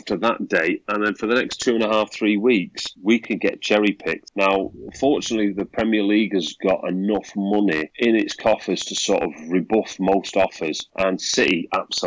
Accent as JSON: {"language": "English", "town": "Manchester", "region": "North West England", "country": "United Kingdom", "tie": "born or raised there", "said": "I'm from Manchester, you know, grew up in the south Manchester, Fallowfield. But I live North Manchester now"}